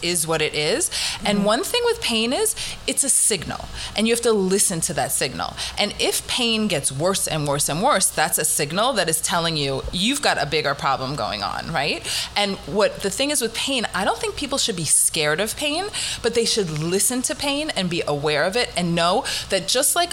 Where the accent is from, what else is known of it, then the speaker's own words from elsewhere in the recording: Massapequa Park, New York, United States; moved away; also born or lived in Riverdale, Bronx, New York; I actually grew up, I went to Farmingdale High School, but I grew up in Massapequa Park